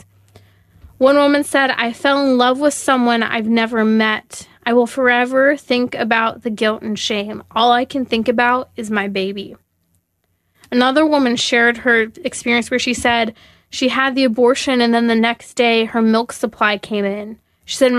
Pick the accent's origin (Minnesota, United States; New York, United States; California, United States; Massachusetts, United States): California, United States; my home state, such as California